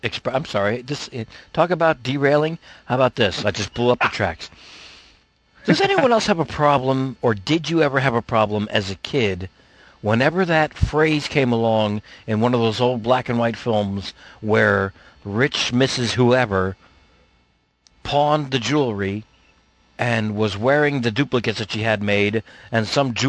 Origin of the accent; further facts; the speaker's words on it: United States; as a kid growing up in America